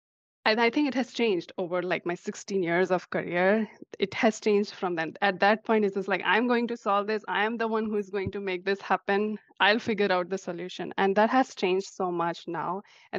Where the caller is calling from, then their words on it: Seattle, Washington, United States; I'm from Seattle, Greater Seattle area, on the suburbs of Seattle.